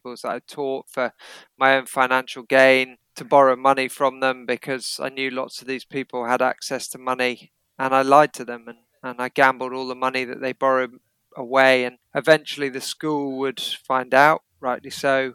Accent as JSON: {"language": "English", "area": "Derbyshire", "region": "East Midlands", "country": "United Kingdom", "tie": "born or raised there", "also_born_or_lived": "Kenya / Oundle, Northamptonshire", "said": "I spent the first few years of my life there because mum and dad were teaching there. Then I went to a prep school in Derbyshire"}